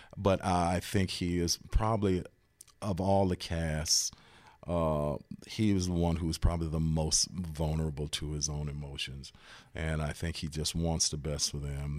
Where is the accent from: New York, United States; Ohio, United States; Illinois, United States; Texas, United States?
Ohio, United States; Cleveland; a kid growing up in Cleveland